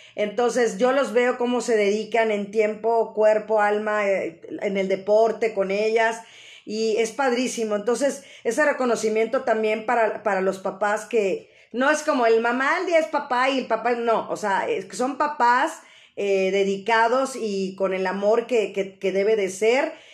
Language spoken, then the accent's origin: Spanish; Mexico City, Mexico; esa parte de sentirnos mexicanos, sobre todo los que somos de la Ciudad de México